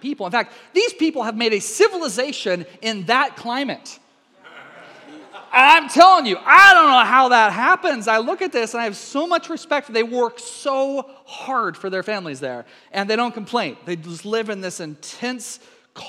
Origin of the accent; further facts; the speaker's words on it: the South, United States; moved away as an adult; also born or lived in Minnesota; My family, you know, we're very Scottish and we're Southern, adopted Southern